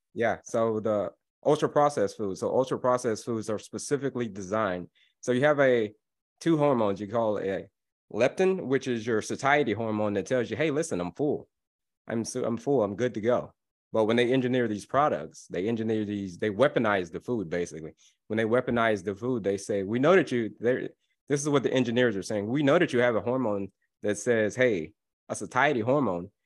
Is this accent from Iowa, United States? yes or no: no; Florida, United States; I grew up in Florida